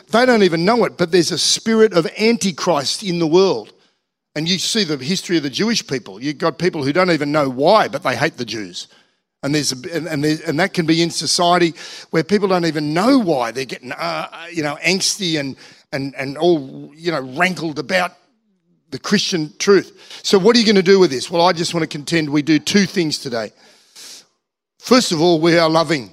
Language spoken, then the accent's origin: English; Manly, New South Wales, Australia; moved away as an adult; now in Central Coast, Australia; I grew up in Manly. I grew up in Manly Warringah